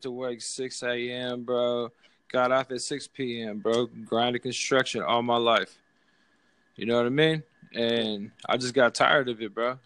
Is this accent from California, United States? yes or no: yes; Northern California, United States; I'm from Cali, NorCal